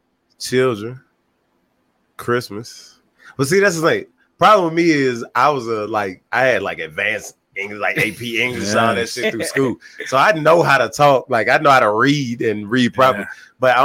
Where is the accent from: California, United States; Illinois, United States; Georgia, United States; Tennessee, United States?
Georgia, United States; accent: Georgia; I've cleaned it up because this is nowhere near the depths that, you know what I'm saying, a Georgia accent can go.